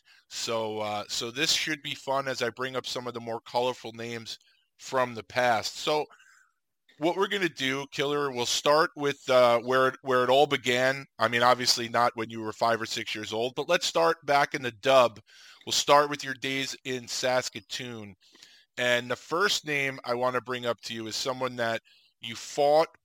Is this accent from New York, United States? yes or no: yes; New York, United States; growing up in the States, obviously growing up in New York, we got the Islanders on TV